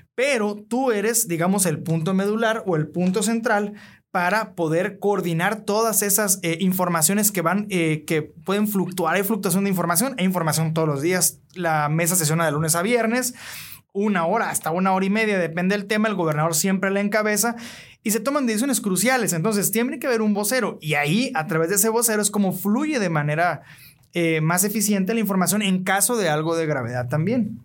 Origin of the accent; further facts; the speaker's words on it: Navojoa, Sonora, Mexico; nací en Amojoa, Sonora, un 8 de noviembre del 89